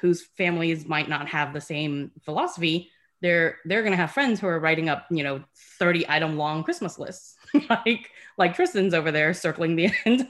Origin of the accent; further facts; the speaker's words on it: United States; part of the thing about growing up in America is, and I love our life here, but it's so commercialized, right?